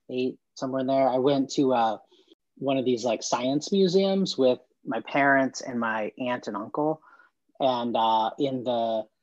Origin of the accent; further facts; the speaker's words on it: Dallas, Texas, United States; born there; also born or lived in Norman, Oklahoma / Santa Fe, New Mexico / Palo Alto, California / Portland, Oregon; I was born in Dallas, Texas, lived in Norman, Oklahoma, Santa Fe, New Mexico, Palo Alto, California, and then Portland, Oregon uh, as a kid.